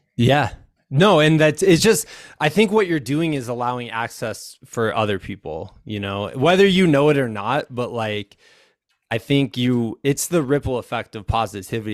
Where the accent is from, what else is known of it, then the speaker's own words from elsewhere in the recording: Iowa, United States; now in Colorado, United States; I'm from Iowa.